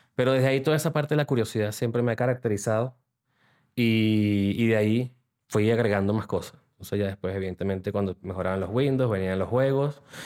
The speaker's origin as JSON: {"language": "Spanish", "country": "Venezuela", "also_born_or_lived": "Panama", "moved": "as an adult", "lives_now": "Spain", "said": "desde que salí de Venezuela, soy de Venezuela"}